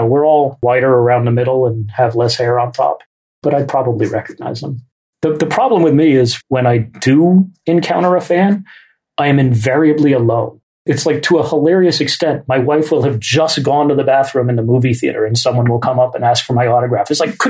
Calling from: Oakland, California, United States; also born or lived in New York; I'm dialing in from Oakland, California. And when my wife and I moved out here from New York in 1996

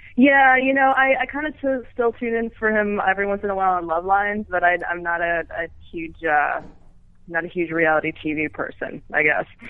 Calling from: Los Angeles, California, United States; I'm calling from Playa del Rey

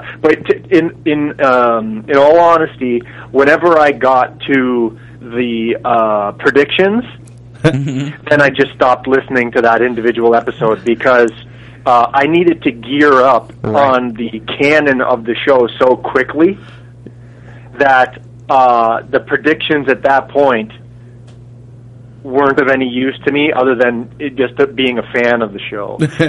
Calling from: Toronto, Ontario, Canada; I'm calling from Toronto.

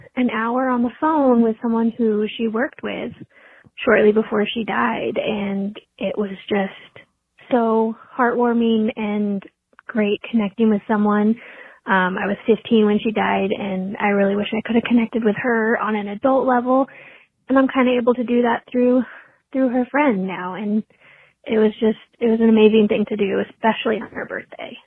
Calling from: Fort Worth, Texas, United States; I'm calling you from Fort Worth, Texas.

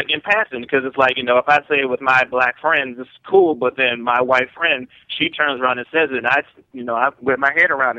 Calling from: Maryland, United States; from Maryland.

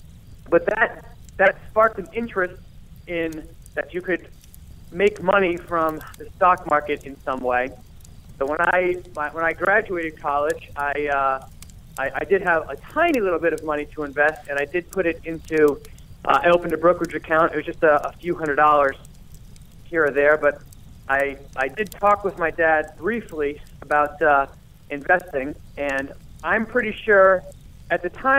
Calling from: Rhode Island, United States; I am a proud resident of Rhode Island.

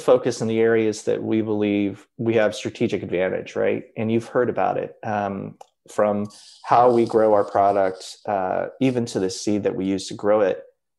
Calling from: California, United States; I'm zooming in from California and my company is based in Kentucky.

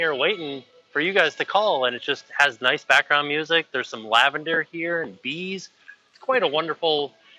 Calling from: Florida, United States; I am calling from outside of the Lost and Found at Universal Studios, Florida.

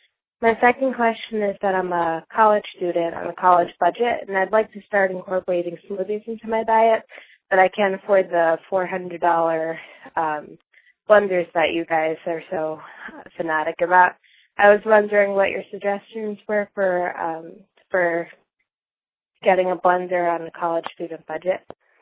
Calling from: New York City, New York, United States; I'm from New York City, and I'm an avid No Meat Athlete podcast listener.

